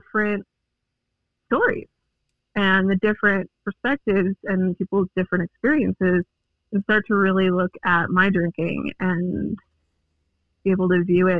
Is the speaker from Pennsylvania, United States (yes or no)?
no; Longmont, Colorado, United States; also born or lived in Greeley, Colorado; I'm a Colorado native. I was born in Greeley, and I've lived in the Longmont area the rest of my life since I was 3 years old